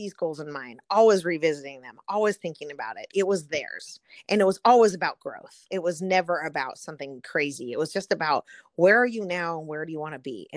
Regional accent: Southern California, United States; So I grew up in Southern California

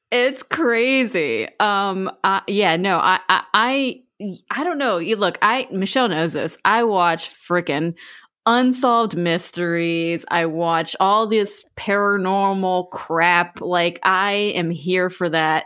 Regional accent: Florida, United States; But I grew up in Florida, so I lived pretty close to Universal Studios, which, uh, they have a theme park, uh, in Orlando.

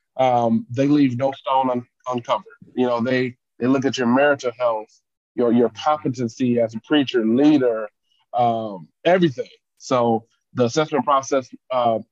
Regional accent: Detroit, Michigan, United States; I grew up in Detroit, born and raised in the city

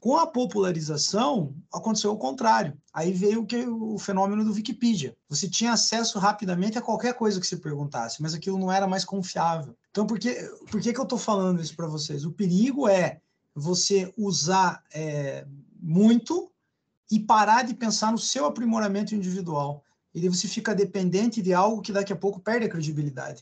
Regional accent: Ponta Grossa, Paraná, Brazil; moved away as an adult; now in Curitiba, Brazil; eu sou nascido em Ponta Grossa, sou pontagrossense, mas também sou já bastante curitibano

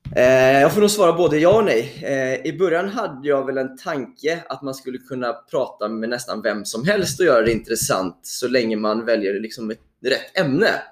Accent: Mölndal, Västra Götaland, Sweden; jag är uppväxt i, i Mölndal utanför Göteborg

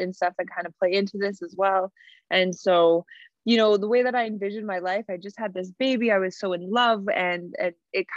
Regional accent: Cree Nation on Treaty 4 territory, Saskatchewan, Canada; I'm from Pithecanasis Cree Nation on Treaty 4 territory

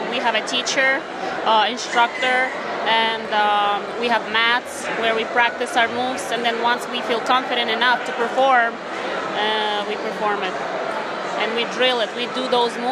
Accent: Ukraine; moved away; I'm from Ukraine originally, so I grew up learning uh, classical ballet and uh, Ukrainian folk dance.

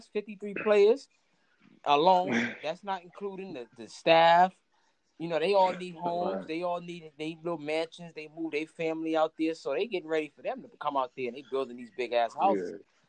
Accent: New York City, New York, United States; You know, I lived in Flatbush. I lived in Brownsville. I was born in Bed-Stuy. You know what I'm saying? I was born in Bed-Stuy, but I was raised in Brownsville. Lived in Flatbush for a little bit, you know, in the early 2000s and stuff.

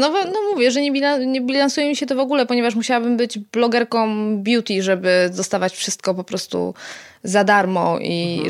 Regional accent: near Poznań, Greater Poland, Poland; moved away; also born or lived in Silesia; nie jestem z Poznania, e, z okolic Poznania. Tak, czuję się pyrą

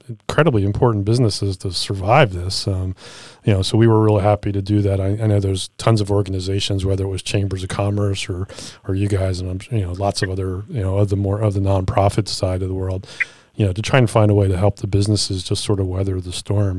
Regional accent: Philadelphia, Pennsylvania, United States; I was from Philadelphia. I grew up in Philadelphia

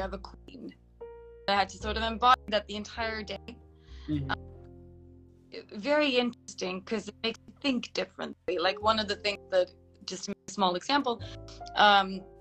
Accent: Sweden; now in Bucharest, Romania; I'm living in Bucharest, Romania, but I'm from Sweden

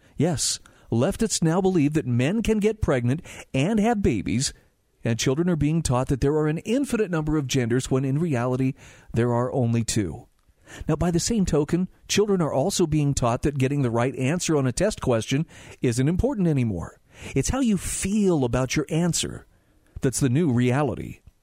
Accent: Salt Lake City, Utah, United States; I grew up in Salt Lake City

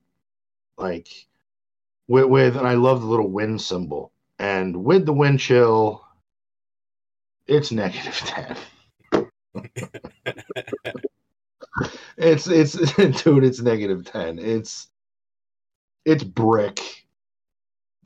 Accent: upstate New York, United States; I'm an upstate New Yorker.

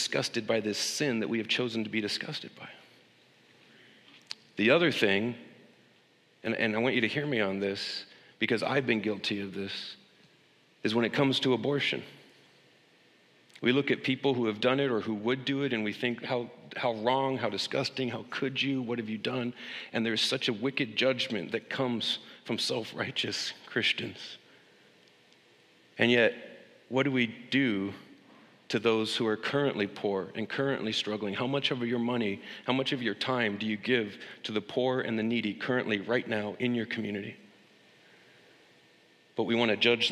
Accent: United States; As an American

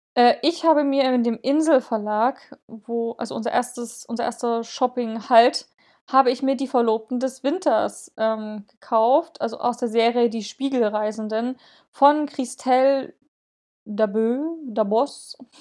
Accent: eastern Germany, Germany; bei uns im Osten

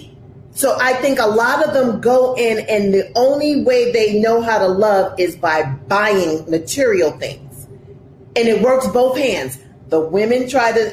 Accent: New York City, New York, United States; also born or lived in New Jersey; born and raised in Brooklyn

